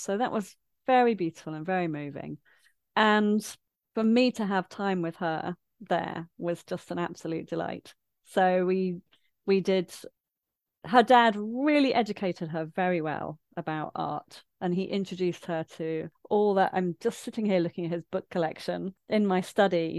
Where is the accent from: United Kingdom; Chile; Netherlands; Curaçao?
United Kingdom; Midlands; moved away; I grew up in the Midlands